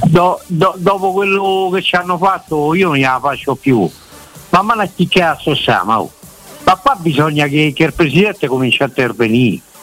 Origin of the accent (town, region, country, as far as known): Rome, Lazio, Italy; born or raised there